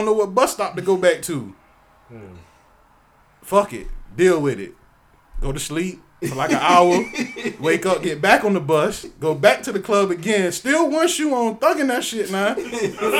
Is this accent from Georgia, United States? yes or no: yes; Georgia, United States; I'm from Georgia